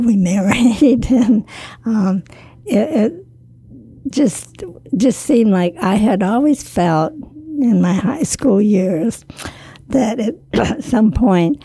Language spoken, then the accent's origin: English; Port Huron, Michigan, United States; moved away as an adult; also born or lived in Chuuk; I was born and raised in Port Huron, Michigan, just north of Detroit.